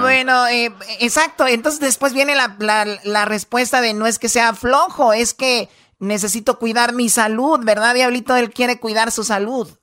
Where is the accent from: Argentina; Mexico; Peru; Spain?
Mexico; Tepatitlán, Jalisco; yo soy de Tepatitlán